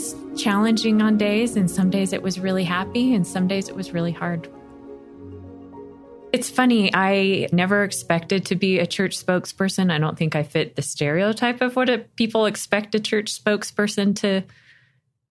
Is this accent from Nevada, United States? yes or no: yes; Las Vegas, Nevada, United States; moved away as an adult; now in Buffalo, United States; I was from Las Vegas and I loved my crazy hometown.